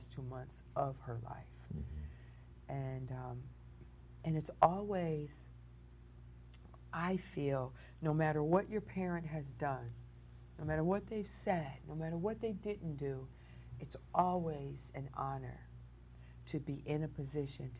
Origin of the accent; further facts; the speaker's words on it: Detroit, Michigan, United States; also born or lived in Jamaica, Queens, New York; I was raised in Motor City.